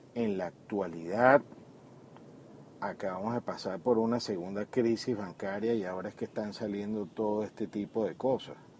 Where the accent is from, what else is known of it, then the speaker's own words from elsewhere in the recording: Venezuela; como venezolanos